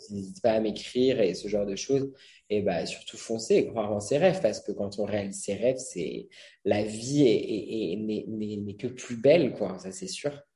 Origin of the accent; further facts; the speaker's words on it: Brittany, France; moved away; je suis breton j'y retourne assez souvent